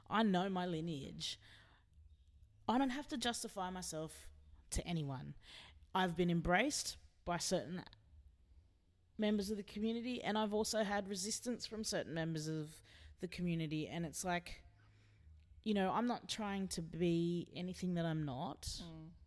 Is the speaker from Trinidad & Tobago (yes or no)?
no; Philippines; I've always known that I'm a Filipino indigenous queer woman